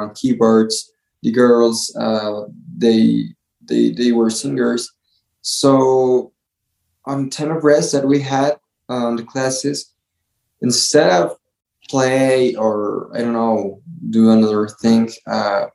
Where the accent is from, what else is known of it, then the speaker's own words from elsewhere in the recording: Toluca, State of Mexico, Mexico; also born or lived in Canada / Querétaro; I was born here in Toluca in this city